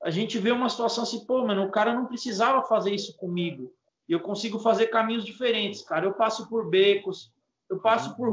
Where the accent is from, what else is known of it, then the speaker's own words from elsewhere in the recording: São Paulo, Brazil; poxa, eu sou aqui da Zona Leste, eu vou lá conhecer essa galera que luta pela bicicleta